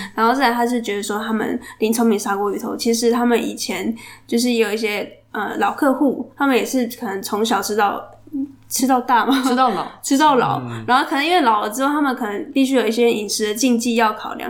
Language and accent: Chinese; Chiayi, Chiayi City, Taiwan; 我是嘉义人